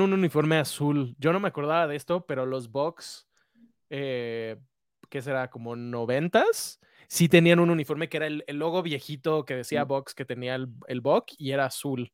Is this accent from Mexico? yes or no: yes; Mexico; somos mexicanos